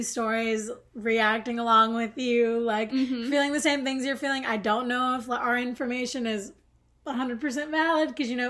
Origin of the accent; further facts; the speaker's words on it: the South, United States; if you're like me and from the South